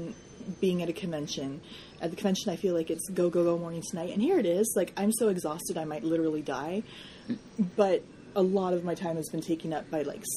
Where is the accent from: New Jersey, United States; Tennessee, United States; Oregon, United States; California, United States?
Oregon, United States; Portland; I am from Portland, Oregon